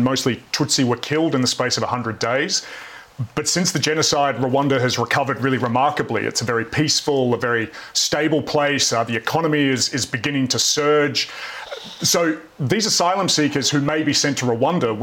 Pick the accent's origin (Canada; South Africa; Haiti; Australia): Australia; I'm an Australian.